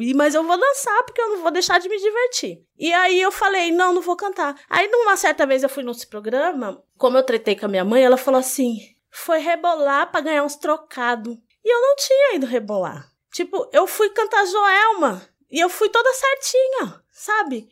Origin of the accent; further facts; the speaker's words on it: São Paulo, Brazil; also born or lived in Jardim São Carlos, Zona Leste, São Paulo; na comunidade Americanópolis, que foi onde eu cresci, que foi na Zona Sul, depois eu fui para a Zona Leste, no Jardim São Carlos